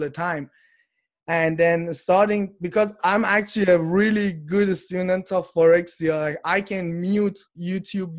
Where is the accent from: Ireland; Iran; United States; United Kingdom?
Iran; moved away as an adult; now in Canada; I'm from Iran and I'm living in Canada. I came here about 6 years ago